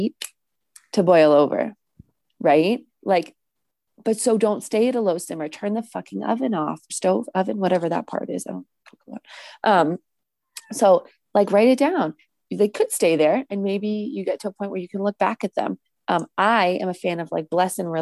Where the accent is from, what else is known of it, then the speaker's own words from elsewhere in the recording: New England, United States; also born or lived in Massachusetts; having been born and bred and raised in New England